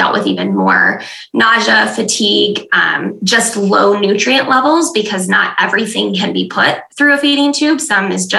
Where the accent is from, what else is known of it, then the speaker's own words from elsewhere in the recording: West Michigan, United States; I'm from West Michigan. I live in Grand Rapids with my husband.